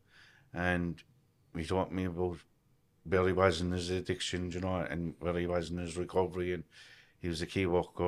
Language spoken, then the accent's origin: English; Cork, Munster, Ireland; I grew up in Achnaheeny, the north side